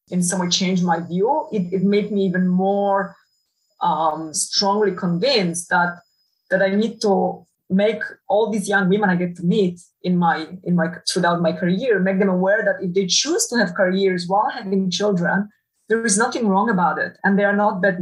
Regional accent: Poland; English is a second language; now in Netherlands; So that's how I was brought up back in Poland.

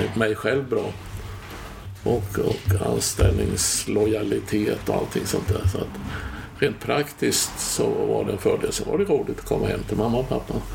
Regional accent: Tranås, Jönköping County, Sweden; moved away as an adult; also born or lived in Stockholm; jag flyttade ju från Tranås då, så jag var inte här på 70-talet

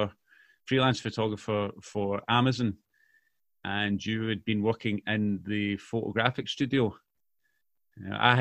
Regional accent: Mississauga, Ontario, Canada; now in Clydebank, United Kingdom; I grew up in Mississauga, which is a suburb, if you like, of Toronto

